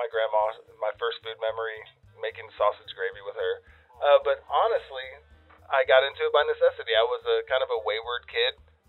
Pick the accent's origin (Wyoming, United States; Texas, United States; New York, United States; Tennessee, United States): Texas, United States; I grew up in Texas